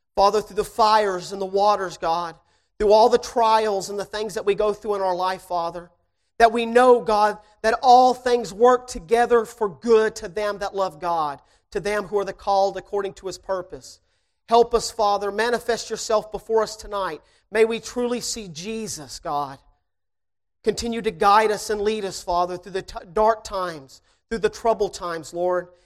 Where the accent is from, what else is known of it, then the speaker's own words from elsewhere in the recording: Shreveport, Louisiana, United States; I am from Shreveport, Louisiana